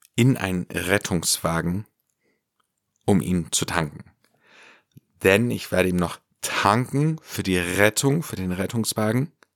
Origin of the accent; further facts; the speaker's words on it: Ländle, Baden-Württemberg, Germany; hier bei uns im Ländle